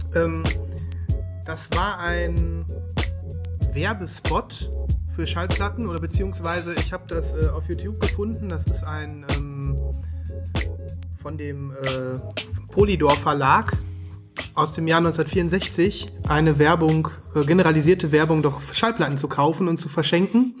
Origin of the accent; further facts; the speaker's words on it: Germany; bei uns in Deutschland